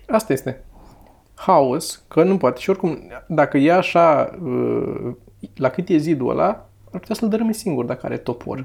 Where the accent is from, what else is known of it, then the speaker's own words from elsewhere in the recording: Romania; Noi ne-am născut în România